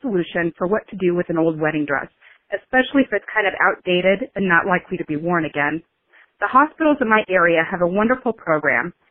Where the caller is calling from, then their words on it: Lincoln, Nebraska, United States; I am calling from Lincoln, Nebraska.